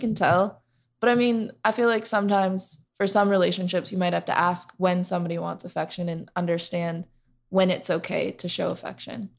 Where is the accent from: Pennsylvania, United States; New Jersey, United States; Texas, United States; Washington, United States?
Washington, United States; Seattle; moved away as an adult; now in Phoenix, United States; I am from Seattle, born and raised there, but I live in Phoenix now